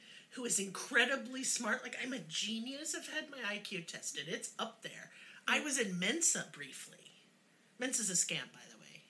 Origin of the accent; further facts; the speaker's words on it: Oklahoma, United States; And I was in Oklahoma schools.